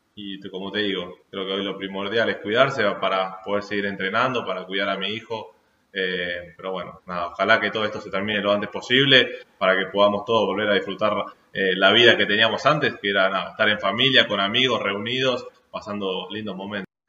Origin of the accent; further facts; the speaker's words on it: Argentina; somos argentinos